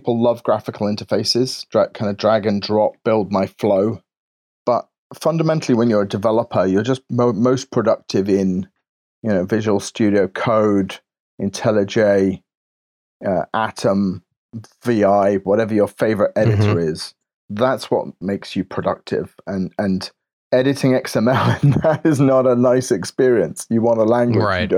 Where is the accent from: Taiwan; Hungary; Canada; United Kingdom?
United Kingdom; England; I'm very English and reserved